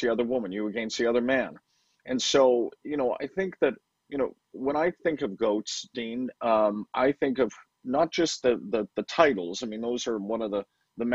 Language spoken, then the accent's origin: English; Vancouver, British Columbia, Canada; moved away as an adult; I grew up in Vancouver, and so I was out there for 31 years.